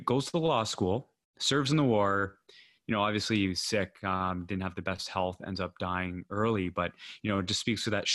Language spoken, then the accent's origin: English; Canada; I'm Canadian